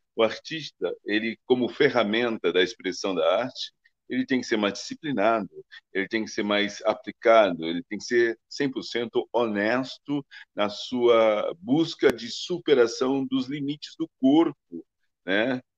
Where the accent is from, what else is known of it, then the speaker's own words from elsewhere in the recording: Brazil; nós somos brasileiros